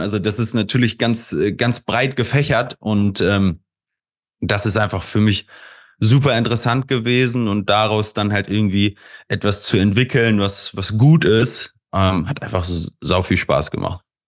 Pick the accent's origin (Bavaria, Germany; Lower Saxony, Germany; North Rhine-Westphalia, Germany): Lower Saxony, Germany; Hanover; Ich bin gebürtig aus Hannover